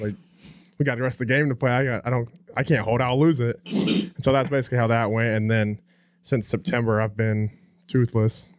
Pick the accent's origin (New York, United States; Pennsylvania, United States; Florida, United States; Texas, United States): Texas, United States; Haslet; born or raised there; also born or lived in Phoenix, Arizona